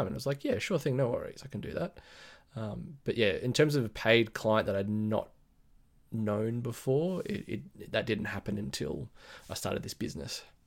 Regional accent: Sydney, New South Wales, Australia; I'm from Sydney, Australia, in the Blue Mountains, west of Sydney.

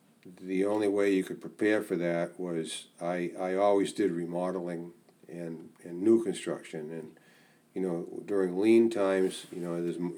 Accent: Saco, Maine, United States; also born or lived in Boston; now in Rangeley, United States; I was raised in Saco.

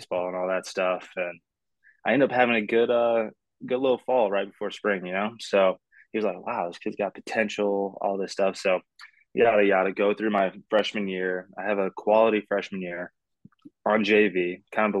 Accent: Las Vegas, Nevada, United States; I was born and raised in Las Vegas

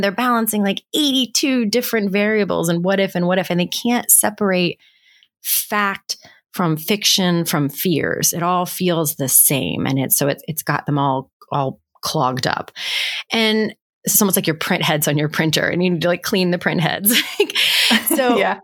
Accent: West Virginia, United States; I grew up in West Virginia

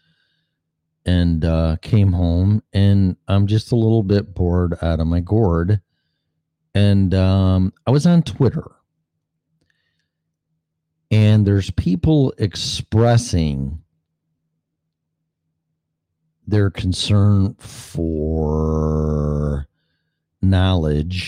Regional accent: Illinois, United States; moved away as an adult; now in Florida, United States; my hometown, state of Illinois

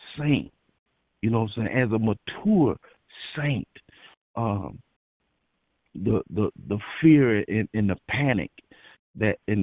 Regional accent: Florida, United States; now in California, United States; I'm from Florida, and we used to have hurricanes, and we still have hurricanes

